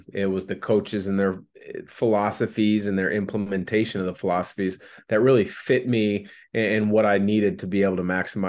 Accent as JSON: {"language": "English", "town": "Portland", "region": "Oregon", "country": "United States", "said": "I'm obviously from the Portland, Vancouver area."}